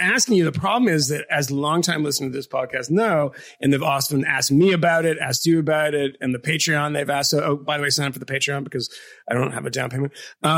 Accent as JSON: {"language": "English", "town": "Boston", "region": "Massachusetts", "country": "United States", "said": "I'm like an Irish kid from Boston. We don't have gifts like that. I don't have a parent that can give me money for these sorts of things."}